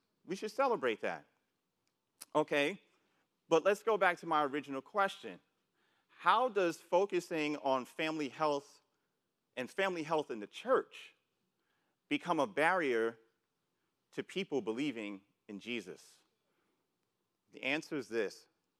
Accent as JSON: {"language": "English", "town": "New York City", "region": "New York", "country": "United States", "tie": "born or raised there", "said": "And where I grew up in New York City, and I'm sure for a lot of you, you were seeing people just, you know, robbing other people, stuff like that, like back in the 80s."}